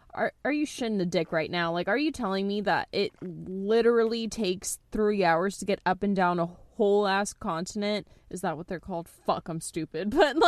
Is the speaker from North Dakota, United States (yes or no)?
no; Texas, United States; We're Americans, and we're Texan-Americans.